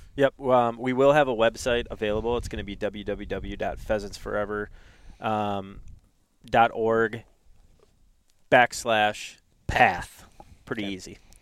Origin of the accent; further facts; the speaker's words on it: Duluth, Minnesota, United States; I grew up in Duluth, Minnesota